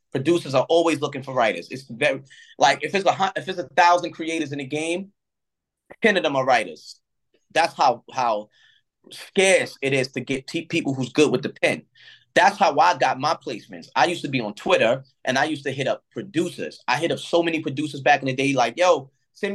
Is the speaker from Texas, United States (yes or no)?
no; New York, United States; I'm from New York